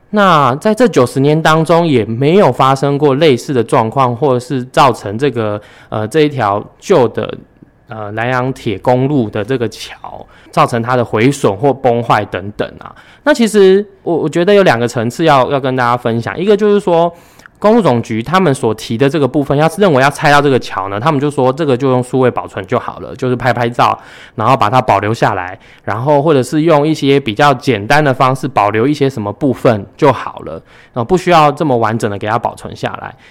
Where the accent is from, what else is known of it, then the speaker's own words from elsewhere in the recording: Yilan County, Taiwan; 我们宜兰人